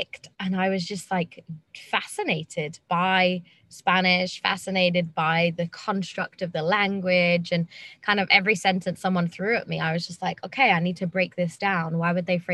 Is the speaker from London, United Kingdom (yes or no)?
yes; London, United Kingdom; moved away as an adult; also born or lived in Germany / Spain / Austria / Zambia; now in Sweden; So I'm originally from London in the UK.